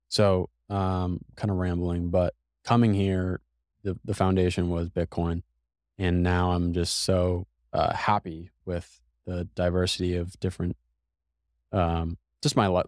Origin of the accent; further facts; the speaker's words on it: New England, United States; even though I'm from New England, uh, I don't think I'm built for the cold.